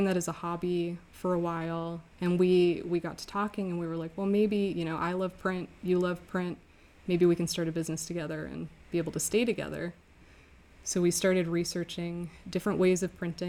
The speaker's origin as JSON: {"language": "English", "town": "Redmond", "region": "Washington", "country": "United States", "tie": "born or raised there", "also_born_or_lived": "Rhode Island", "said": "I grew up outside of Seattle in Redmond, Washington"}